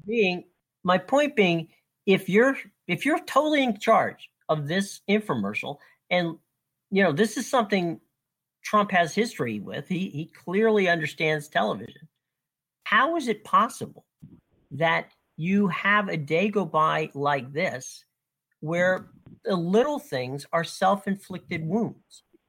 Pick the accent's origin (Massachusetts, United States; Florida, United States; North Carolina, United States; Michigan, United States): Florida, United States; Lutz; I grew up and lived in Lutz